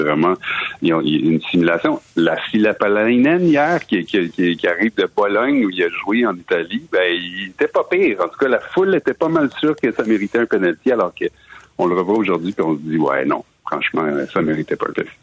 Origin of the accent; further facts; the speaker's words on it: Montreal, Quebec, Canada; j'ai grandi dans l'ouest de l'île avec les Anglo